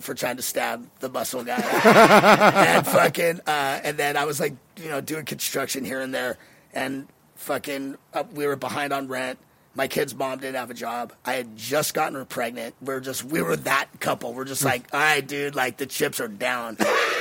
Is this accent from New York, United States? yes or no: no; Los Angeles, California, United States; me being from Venice is what got me my career